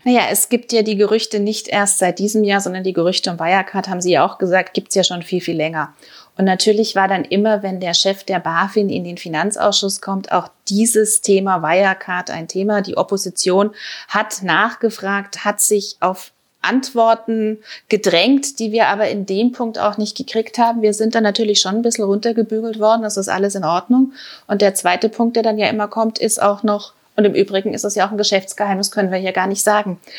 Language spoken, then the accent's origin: German; Germany; als Deutsche